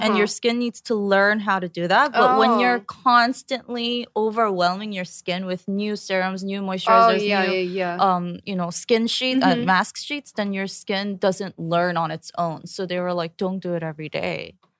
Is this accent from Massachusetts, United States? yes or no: no; New York, United States; now in South Korea; I came from New York, so I just used like CVS products and stuff.